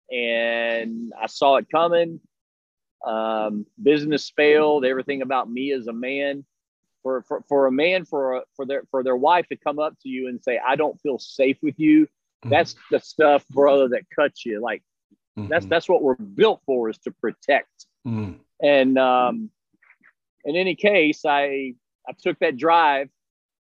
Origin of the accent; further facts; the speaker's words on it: Texas, United States; now in Melbourne, United States; where I grew up in Texas